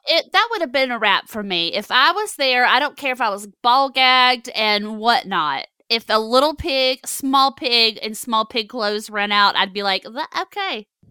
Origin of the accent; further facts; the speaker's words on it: the South, United States; I'm from the South